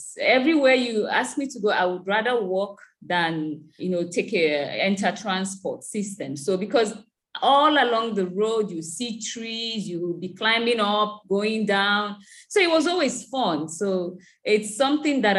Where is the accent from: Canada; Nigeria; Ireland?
Nigeria; South East; They call us the Igbo, a tribe in the southeastern part of Nigeria